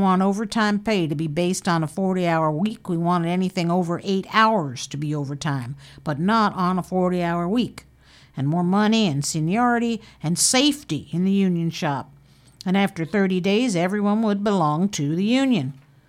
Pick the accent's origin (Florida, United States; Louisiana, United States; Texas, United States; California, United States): Texas, United States; Waco; born there; now in Fort Bragg, United States; I was born in Waco, Texas in 1914. I came up here in 1935